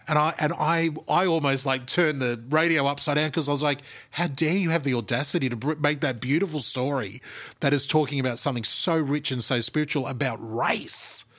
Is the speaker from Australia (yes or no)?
yes; Australia; our shared national culture, which is mm. Australia